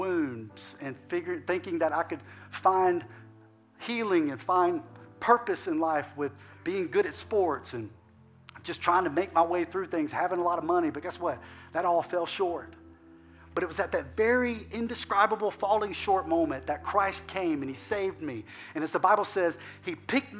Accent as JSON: {"language": "English", "region": "Alabama", "country": "United States", "moved": "as an adult", "lives_now": "Lafayette, United States", "said": "we're from Alabama."}